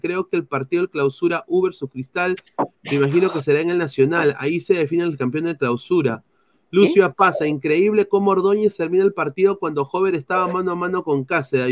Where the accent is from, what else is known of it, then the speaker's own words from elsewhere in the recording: Peru; now in United States; soy periodista deportivo aquí en los Estados Unidos, eh, soy peruano